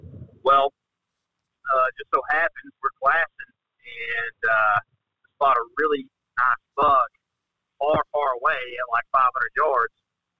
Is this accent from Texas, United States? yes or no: yes; Texas, United States; I mean, I'm from Texas, right?